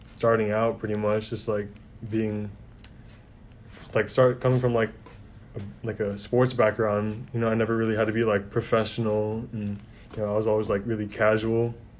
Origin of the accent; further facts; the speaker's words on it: Anchorage, Alaska, United States; I'm from Anchorage, Alaska